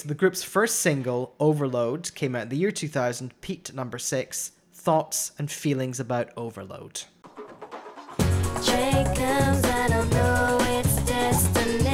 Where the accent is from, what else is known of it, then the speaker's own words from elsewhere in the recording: Scotland, United Kingdom; I'm the Scottish one